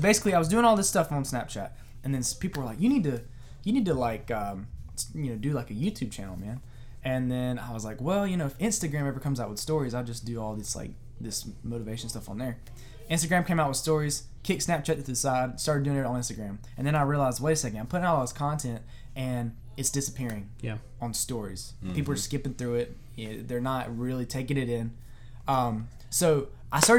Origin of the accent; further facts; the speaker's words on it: China Grove, North Carolina, United States; I'm from good old North Kakilaki. I've literally lived in the same city my entire life